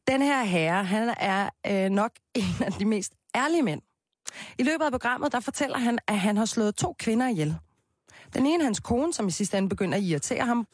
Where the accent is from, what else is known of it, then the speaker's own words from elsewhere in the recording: Copenhagen, Capital Region of Denmark, Denmark; Jeg er jo fra Christianshavn